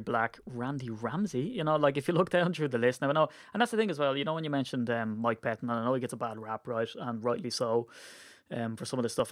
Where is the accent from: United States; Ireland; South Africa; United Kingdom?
Ireland; as an Irishman